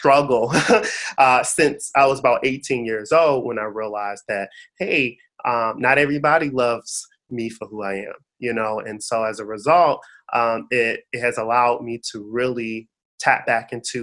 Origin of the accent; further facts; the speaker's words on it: Detroit, Michigan, United States; growing up in Detroit, it's majority African American